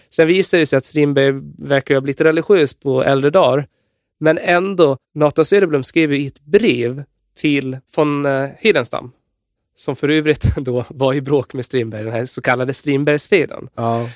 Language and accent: Swedish; Gotland, Sweden; jag är ju från Gotland